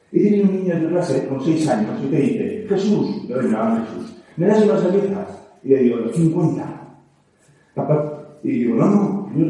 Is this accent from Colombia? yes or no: no; Navarre, Spain; Soy peor, soy Navarro.